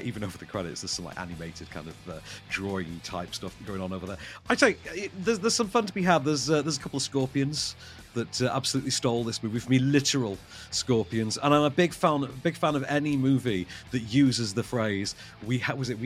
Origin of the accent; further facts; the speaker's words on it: United Kingdom; as a Brit